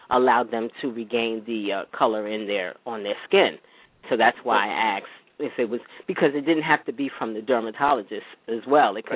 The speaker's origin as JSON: {"language": "English", "region": "New York", "country": "United States", "tie": "born or raised there", "said": "born okay. in New York."}